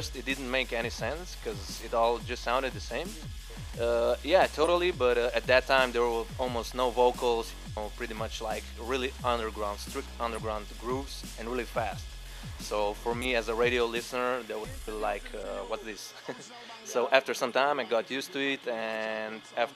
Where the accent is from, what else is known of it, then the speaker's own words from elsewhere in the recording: Slovenia; I'm from Slovenia